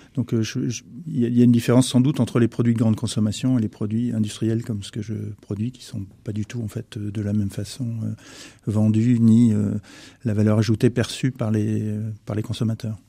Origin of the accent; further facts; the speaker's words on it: France; quand on parle en tant que Français